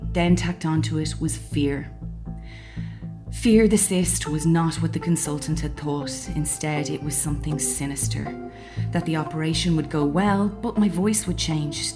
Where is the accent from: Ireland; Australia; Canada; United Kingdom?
Ireland; I'm Irish, and although not raised by overly religious parents